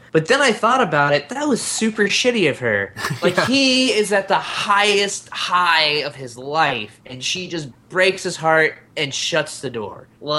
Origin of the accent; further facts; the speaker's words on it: the American South, Southern United States, United States; I just associate that with my Southern upbringing.